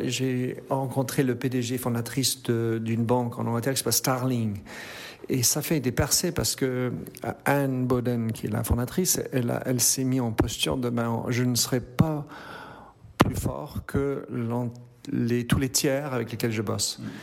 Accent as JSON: {"language": "French", "town": "Brussels", "region": "Brussels-Capital Region", "country": "Belgium", "tie": "born or raised there", "said": "C'est ma naissance en Belgique et euh, en fait je suis né à Bruxelles"}